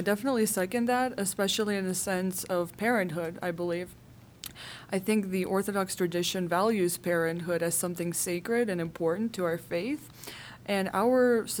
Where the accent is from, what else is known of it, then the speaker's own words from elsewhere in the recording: Bay Area, California, United States; I'm from the Bay Area. It's a very competitive environment.